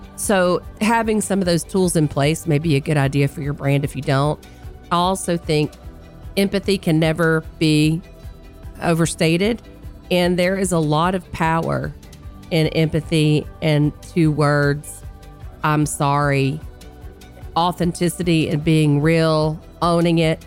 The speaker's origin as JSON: {"language": "English", "region": "North Carolina", "country": "United States", "tie": "born or raised there", "moved": "yes", "said": "being in my home state of North Carolina with my family"}